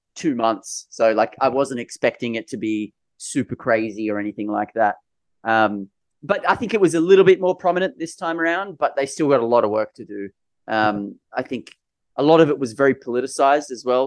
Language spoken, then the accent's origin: English; Sydney, New South Wales, Australia; I grew up in Sydney, in New South Wales